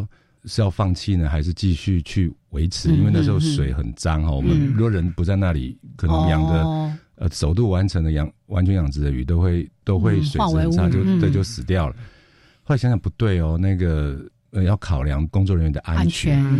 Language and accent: Chinese; Taiwan; 因为我们台湾人很聪明嘛